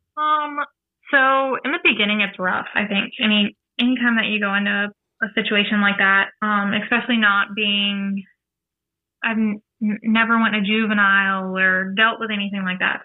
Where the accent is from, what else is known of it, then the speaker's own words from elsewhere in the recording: New Orleans, Louisiana, United States; now in Florida, United States; I'm from New Orleans